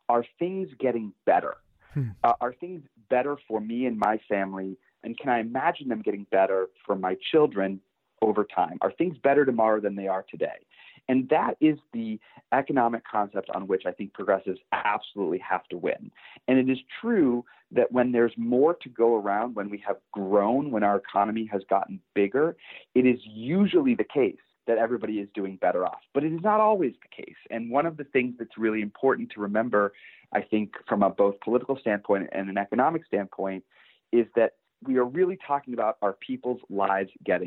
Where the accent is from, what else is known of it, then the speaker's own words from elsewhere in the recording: Pittsburgh, Pennsylvania, United States; moved away as an adult; now in Washington, D.C., United States; I was born and raised in Pittsburgh, Pennsylvania